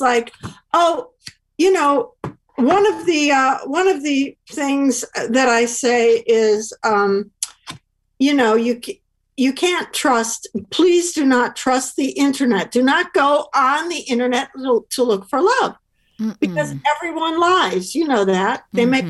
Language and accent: English; Chicago, Illinois, United States; I'm from Chicago